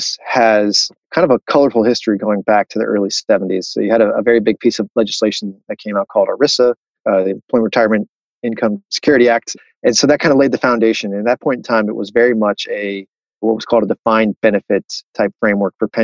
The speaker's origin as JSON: {"language": "English", "town": "Miami", "region": "Florida", "country": "United States", "also_born_or_lived": "Chicago", "moved": "yes", "said": "I'm from Miami, Florida originally"}